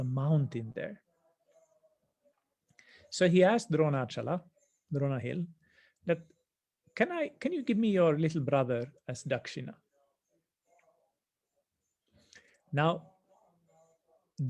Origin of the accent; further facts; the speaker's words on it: Finland; moved away; in my home country, back in the north in Finland